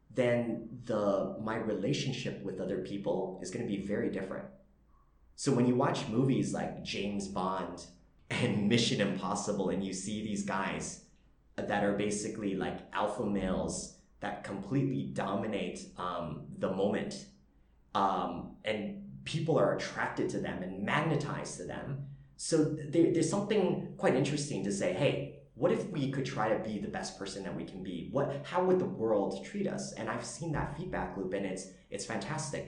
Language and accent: English; Canada; moved away as an adult; now in Vietnam; I'm Canadian Vietnamese